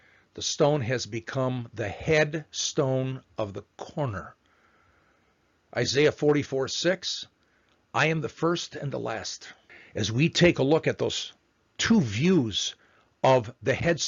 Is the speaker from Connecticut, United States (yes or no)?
no; Chicago, Illinois, United States; my hometown, Chicago